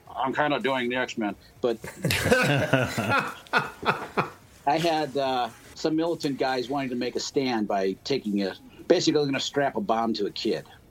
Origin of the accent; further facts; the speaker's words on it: Cleveland, Ohio, United States; also born or lived in Yellow Springs, Ohio; now in Dayton, United States; I'm from Cleveland, uh, originally from Cleveland. I've been in Dayton, well, Dayton and Yellow Springs area for 15 years now